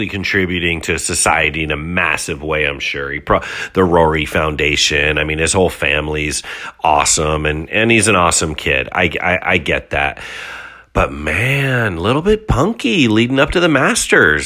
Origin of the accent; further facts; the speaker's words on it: San Jose, California, United States; I'm in San Jose, California, born and raised